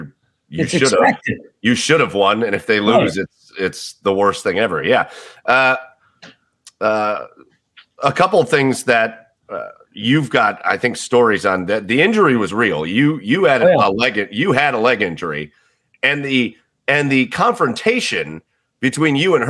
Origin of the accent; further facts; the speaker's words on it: Cleveland, Ohio, United States; We're from Cleveland